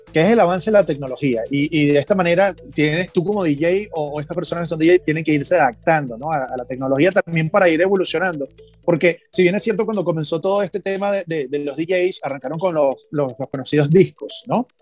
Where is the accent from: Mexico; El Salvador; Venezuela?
Venezuela; moved away; nosotros allá en Venezuela, que somos sumamente caribeños y tropicales